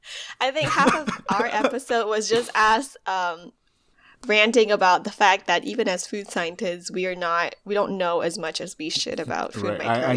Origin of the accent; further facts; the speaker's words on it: Malaysia; moved away as an adult; now in United States; because I moved from Malaysia to US for undergrad, I think that was a huge shift. So adapting to undergrad life, adapting to cultural shock and all that thing, all of that kind of prepared me.